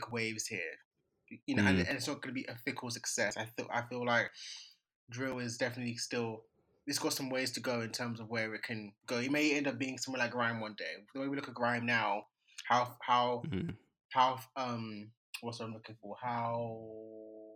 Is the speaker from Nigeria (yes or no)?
yes; Nigeria; I'm Nigerian